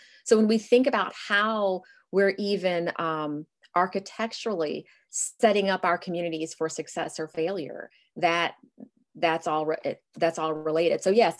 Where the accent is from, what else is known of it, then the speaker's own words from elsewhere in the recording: North Carolina, United States; moved away; so I'm originally from North Carolina